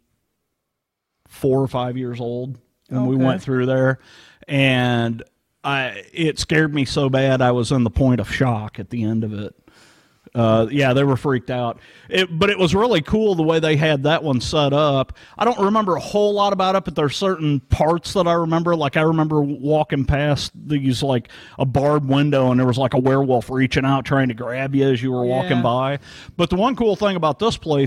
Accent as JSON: {"language": "English", "town": "St. Charles", "region": "Missouri", "country": "United States", "tie": "born or raised there", "said": "I grew up in St. Charles, Missouri"}